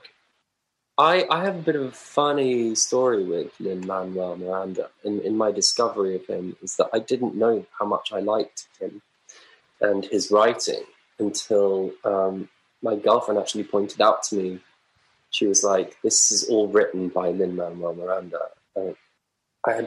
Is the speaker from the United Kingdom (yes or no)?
yes; Lewes, South East England, United Kingdom; also born or lived in Brighton; I call Brighton my hometown-ish. I'm from Lewes, really, just up the road.